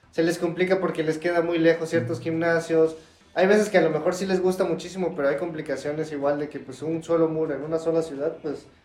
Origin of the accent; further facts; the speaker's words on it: Mexico City, Mexico; creciendo en Ciudad de México, iba bastante seguido, fui conociendo nuevos lugares